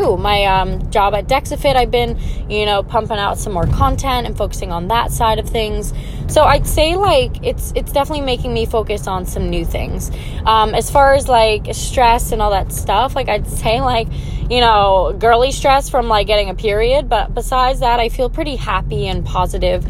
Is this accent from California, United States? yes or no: no; Long Island, New York, United States; I'm from Long Island, New York.